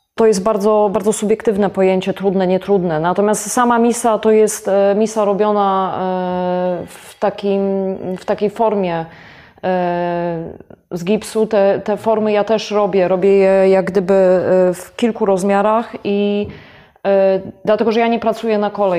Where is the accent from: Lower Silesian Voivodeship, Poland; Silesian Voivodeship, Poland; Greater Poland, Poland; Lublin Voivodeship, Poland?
Greater Poland, Poland; Gostyń; jestem rodowitą gostynianką